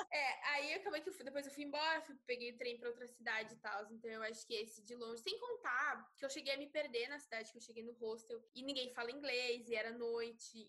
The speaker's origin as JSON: {"language": "Portuguese", "country": "Brazil", "said": "Eu sou brasileira"}